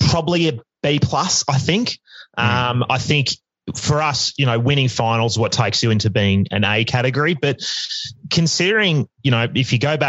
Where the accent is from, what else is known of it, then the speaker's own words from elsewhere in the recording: Melbourne, Victoria, Australia; I grew up in Hawthorn, funnily enough